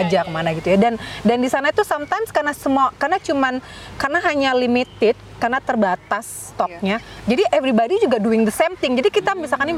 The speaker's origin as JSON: {"language": "Indonesian", "region": "Jakarta", "country": "Indonesia", "tie": "born or raised there", "also_born_or_lived": "Onslow", "moved": "yes", "said": "aku lahir besar di Jakarta"}